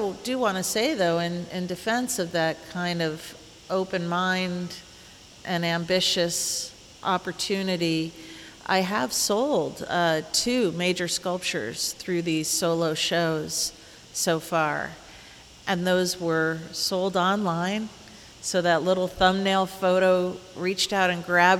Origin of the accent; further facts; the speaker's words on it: Indianapolis, Indiana, United States; moved away; my hometown, Indianapolis